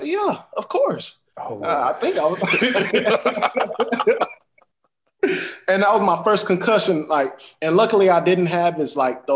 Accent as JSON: {"language": "English", "town": "Huntsville", "region": "Texas", "country": "United States", "tie": "born or raised there", "lives_now": "Houston, United States", "said": "I am from Huntsville, Texas. That is a smaller town than Houston, of course, but it is a great town in heart. I definitely, I believe that I got my roots from there, my initial beginnings, learning who I am, development of myself from there"}